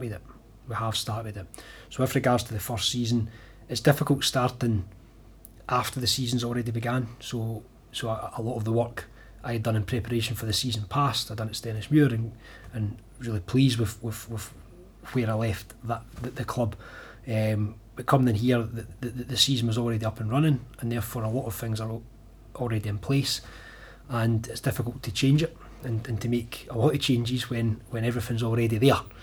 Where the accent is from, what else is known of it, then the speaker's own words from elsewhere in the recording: Falkirk, Scotland, United Kingdom; someone who's spent my whole life living and growing up in Falkirk